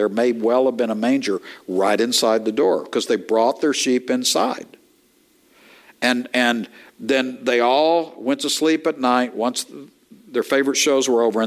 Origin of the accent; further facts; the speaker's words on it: East Texas, United States; I am from East Texas